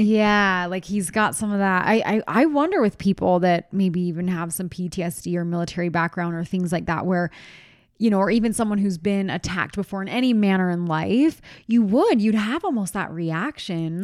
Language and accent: English; East Coast, United States; moved away; I'm from the East Coast, from where Mister Rogers is from